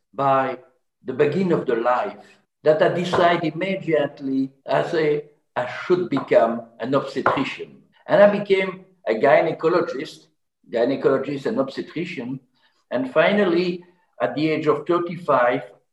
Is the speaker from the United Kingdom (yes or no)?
no; French-speaking part of Belgium, Wallonia, Belgium; English is a second language; I was from the French part of Belgium